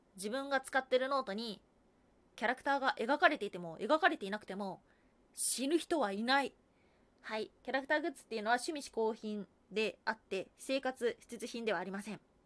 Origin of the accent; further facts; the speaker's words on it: Kansai, Hyogo, Japan; moved away as an adult; now in Tokyo, Japan; 関西、兵庫県出身です